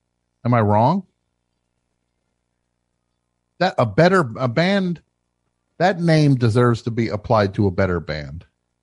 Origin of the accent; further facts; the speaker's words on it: Canada; I'm more Canadian than you are, Simon.